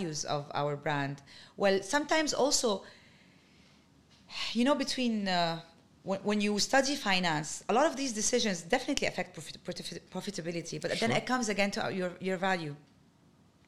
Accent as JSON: {"language": "English", "town": "Ismailia", "region": "Ismailia Governorate", "country": "Egypt", "tie": "born or raised there", "also_born_or_lived": "Suez, Egypt / Dubai, United Arab Emirates", "moved": "as an adult", "said": "So I was born in Suez. We stayed there 1 year, and then we moved to Ismailia"}